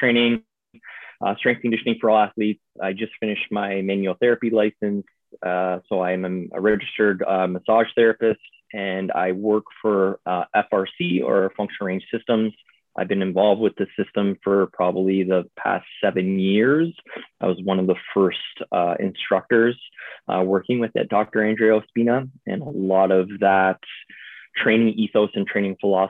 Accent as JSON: {"language": "English", "town": "Niagara Falls", "region": "Ontario", "country": "Canada", "moved": "as an adult", "said": "I'm from Niagara Falls, Canada"}